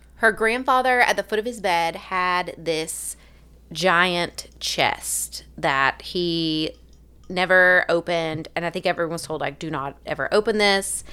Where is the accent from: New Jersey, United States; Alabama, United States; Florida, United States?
Alabama, United States; accent: southern; also born or lived in Haiti; now in Tennessee, United States; I'm from Alabama